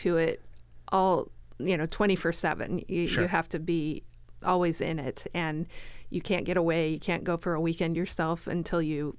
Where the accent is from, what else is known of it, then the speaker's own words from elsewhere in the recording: Florida, United States; also born or lived in Colorado; now in Canby, United States; I am originally from Colorado. Okay. I grew up in Florida.